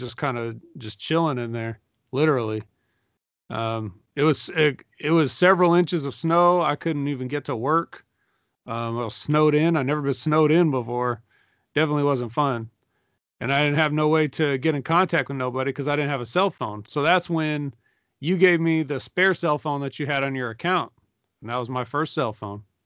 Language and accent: English; Sacramento, California, United States; I'm from Sacramento, too